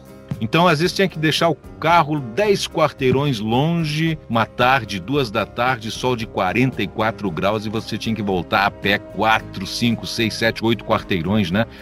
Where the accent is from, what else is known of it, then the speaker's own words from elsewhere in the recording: Caxias do Sul, Rio Grande do Sul, Brazil; moved away; also born or lived in Rio de Janeiro; aqui onde eu estou, que é a minha terrinha natal, Caxias do Sul. Mudei para cá em 2008